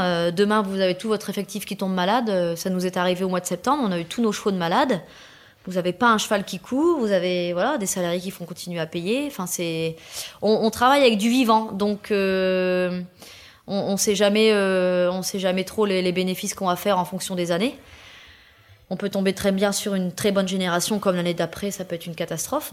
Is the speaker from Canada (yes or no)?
no; Pas-de-Calais, Hauts-de-France, France; now in Rouvroy-en-Santerre, France; Je suis native du, du Pas-de-Calais